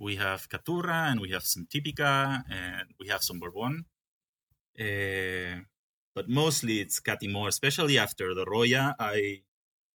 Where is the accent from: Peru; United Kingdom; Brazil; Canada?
Peru; English is a second language; also born or lived in Guatemala / Germany; I grew up in Peru, a little bit in Guatemala, and then I went 2 years to Germany to study.